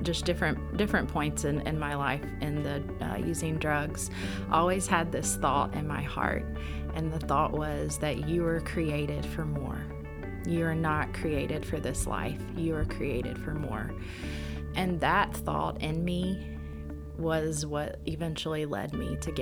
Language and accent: English; Shreveport, Louisiana, United States; I grew up here in Shreveport, and I grew up in a very loving family.